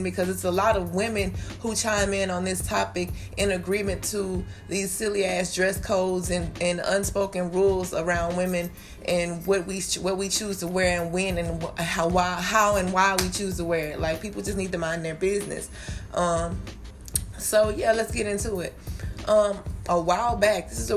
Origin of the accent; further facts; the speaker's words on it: Texas, United States; I'm from Texas